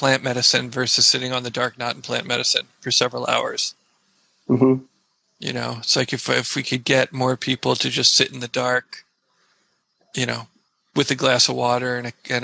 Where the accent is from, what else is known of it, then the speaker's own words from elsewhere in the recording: United States; I'm an American, you know, hippie kid